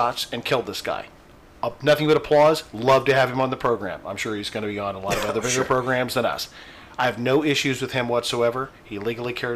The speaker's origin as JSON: {"language": "English", "town": "Greenwood", "region": "Indiana", "country": "United States", "tie": "born or raised there", "moved": "yes"}